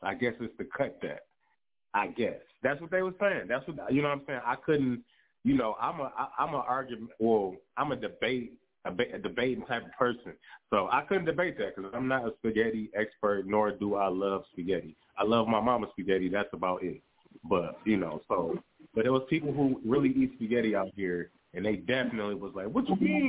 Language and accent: English; Detroit, Michigan, United States; I'm from Detroit